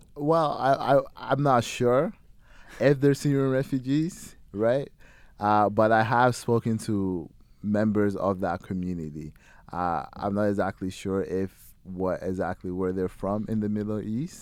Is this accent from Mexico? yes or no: no; Ghana; now in London, Canada; I'm from Ghana originally